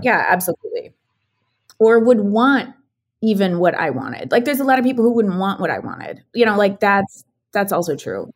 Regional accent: Ottumwa, Iowa, United States; now in Minnesota, United States; growing up in a town called Tomah, Iowa, which is now recently in the news again. because there is a giant John Deere strike happening in my hometown

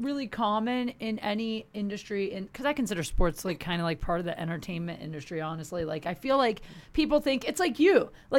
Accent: Canton, Ohio, United States; moved away as an adult; now in Los Angeles, United States; I'm from Canton.

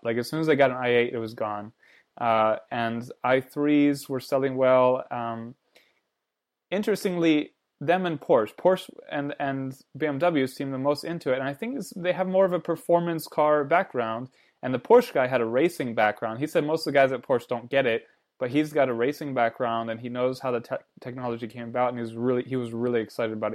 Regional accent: United States; I'm American

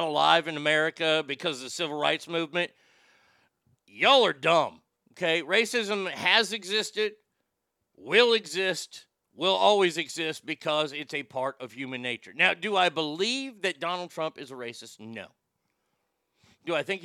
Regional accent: Texas, United States; I'm a Texan

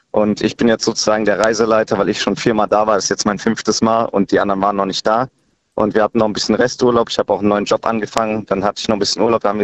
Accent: Rhineland-Palatinate, Germany; ich bin äh, 23 Jahre alt und ich komme aus dem Westerwald, also Hermanner Ecke, genau

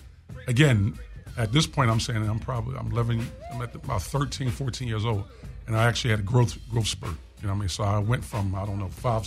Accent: Philadelphia, Pennsylvania, United States; Born and raised in Philadelphia.

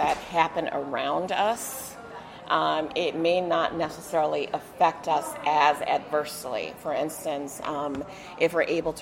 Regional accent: Oberlin, Ohio, United States; I was born and raised here in Oberlin.

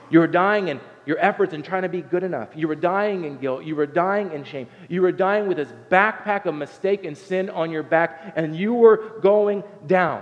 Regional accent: Southern Ohio, United States; I grew up in Southern Ohio

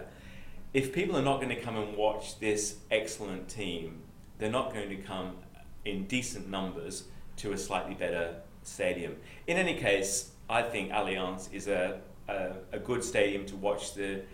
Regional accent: England, United Kingdom; accent: Pommy; now in New South Wales, Australia; my Pommy accent

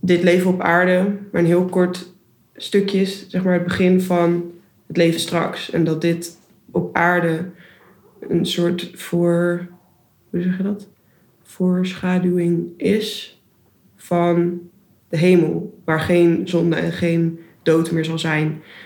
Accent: Houten, Utrecht, Netherlands; moved away as an adult; also born or lived in Rotterdam; ik kom uit Houten bij Utrecht en ik ben daar christelijk opgevoed door mijn ouders.

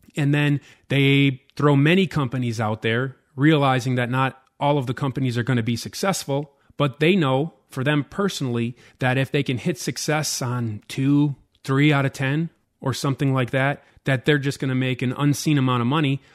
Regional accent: United States; as an American investor

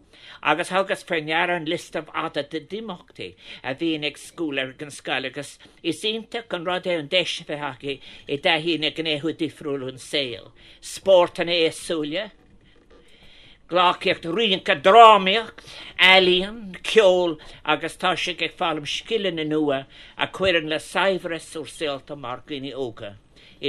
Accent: Ireland; This is what is wonderful about, in fact, being Irish in a generous way.

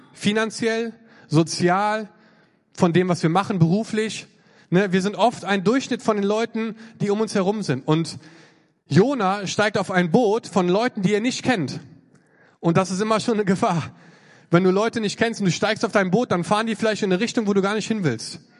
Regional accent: North Rhine-Westphalia, Germany; Ich komme auch aus Nordrhein-Westfalen.

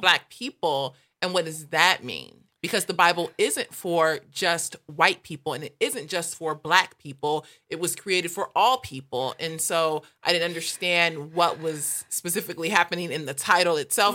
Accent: Los Angeles, California, United States; growing up in South L

